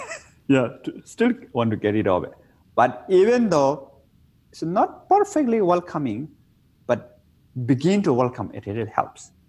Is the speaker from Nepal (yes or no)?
yes; Nepal; in my hometown, I was born in Nepal in the Himalaya mountain.